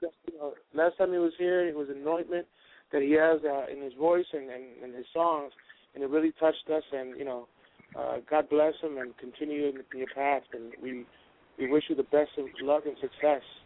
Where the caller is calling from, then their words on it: Orlando, Florida, United States; I'm calling from Orlando, Florida.